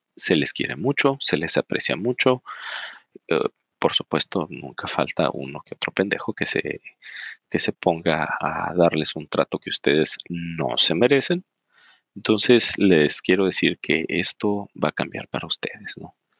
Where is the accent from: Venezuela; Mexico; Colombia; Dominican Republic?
Mexico; nosotros como mexicanos